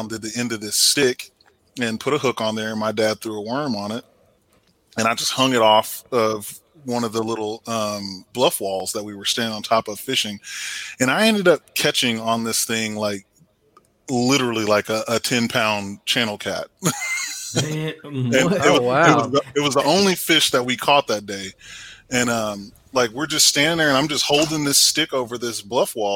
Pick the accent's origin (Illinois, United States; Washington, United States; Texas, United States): Texas, United States; Temple; moved away; I'm from Temple, Texas originally, so grew up fishing the Leon River and Belton Lake and all of that stuff down there